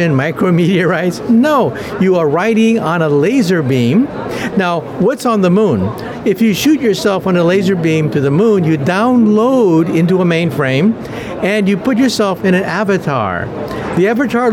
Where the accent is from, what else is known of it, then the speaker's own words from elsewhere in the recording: United States; I'm from the United States